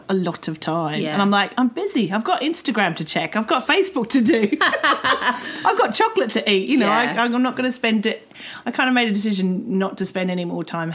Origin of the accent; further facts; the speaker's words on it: Australia; moved away; I came from Australia, which is a very sporty culture.